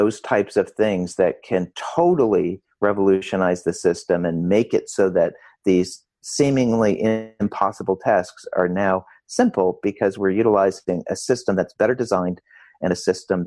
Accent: Rochester, New York, United States; I grew up in Rochester, New York

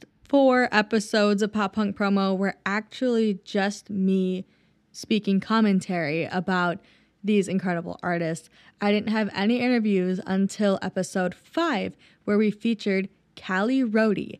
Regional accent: Lakeville, Minnesota, United States; my hometown of Lakeville, Minnesota

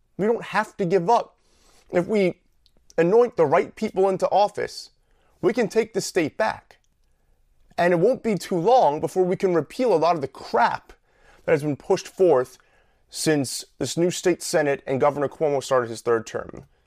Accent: New York, United States; the state that I grew up in The state I live in, the state that I love

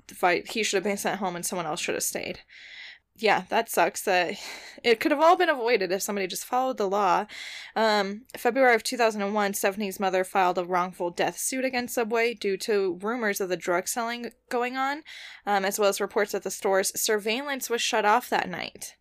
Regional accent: about an hour's drive from Crestone, Colorado, United States; that's like an hour drive from my hometown

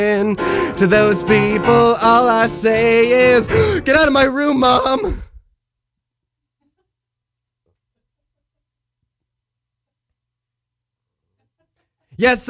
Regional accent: Millburn, New Jersey, United States; moved away; I'm from New Jersey, so not very far.

